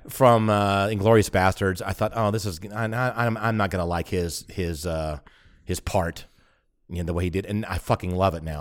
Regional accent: United States; moved away; also born or lived in Germany; I'm the American in Germany

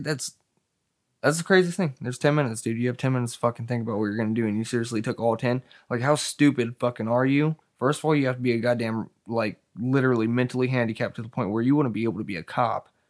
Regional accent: Hemet, California, United States; I'm from California

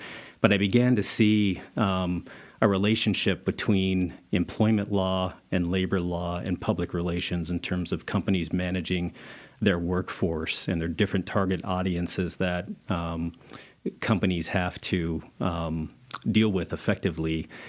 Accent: Pueblo, Colorado, United States; I'm a Colorado native. I grew up in Pueblo, Colorado, was born in Pueblo, Colorado.

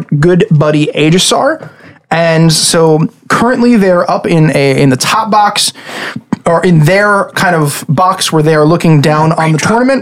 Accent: Long Island, New York, United States; we are five guys from Long Island who play Dungeons & Dragons.

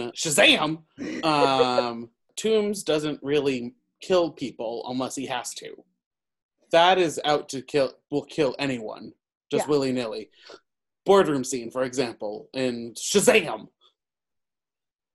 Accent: New York City, New York, United States; I'm from New York

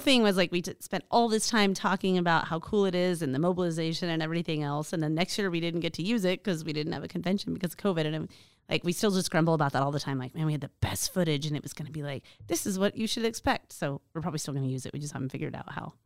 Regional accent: Alaska, United States; I was born and raised in Alaska

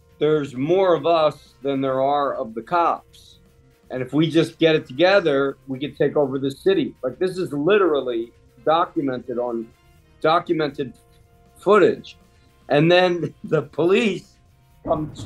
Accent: Bristol, Pennsylvania, United States; growing up outside of Philadelphia, a place called Bristol

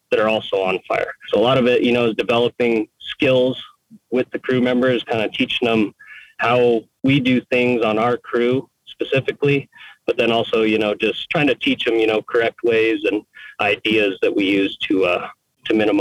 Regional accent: Cuba, New Mexico, United States; I grew up in Cuba, New Mexico, which is a pretty small town.

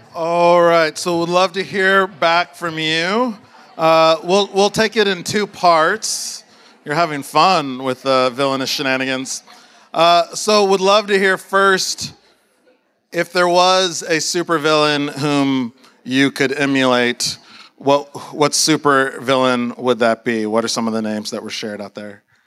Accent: Austin, Texas, United States; I grew up in Austin

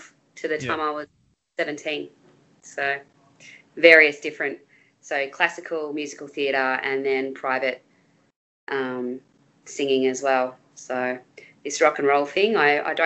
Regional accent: Bendigo, Victoria, Australia; also born or lived in Melbourne; When we moved to Bendigo

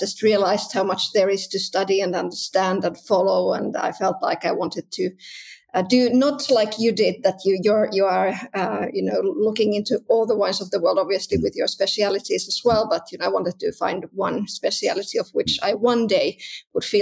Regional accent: Southern Finland, Finland; English is a second language; Yeah, that's right. That's right. Uh, in the south of Finland.

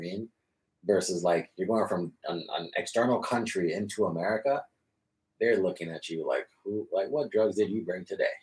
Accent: Florida, United States; moved away; I'm Hispanic, so I grew up in Florida

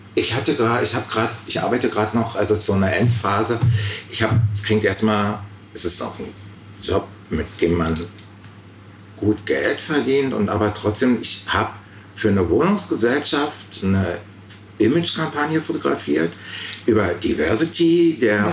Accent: East Germany, Germany; als Ostdeutscher

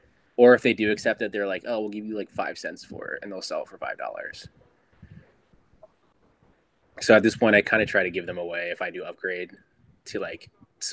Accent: Philadelphia, Pennsylvania, United States; moved away; Yeah, I'm originally from the Philly area, so I used to go to the Jersey Shore all the time.

